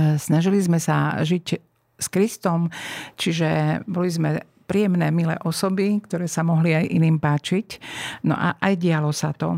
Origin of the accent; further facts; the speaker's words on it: eastern Slovakia, Slovakia; moved away as an adult; also born or lived in Bratislava; Som z východného Slovenska